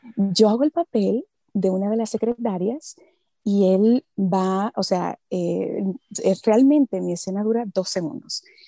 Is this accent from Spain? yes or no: no; Santo Domingo, Dominican Republic; first language Spanish; moved away as an adult; now in Los Angeles, United States; nosotros los dominicanos